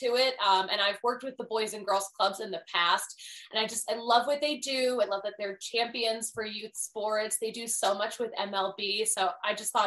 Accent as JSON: {"language": "English", "town": "Philadelphia", "region": "Pennsylvania", "country": "United States", "also_born_or_lived": "Connecticut", "moved": "as an adult", "said": "I'm from Philadelphia, the most intense sports town on the face of this earth."}